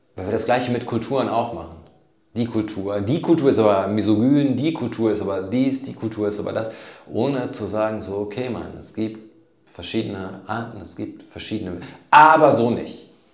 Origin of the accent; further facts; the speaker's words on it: Germany; wo kommen Sie eigentlich her? Sage ich Deutschland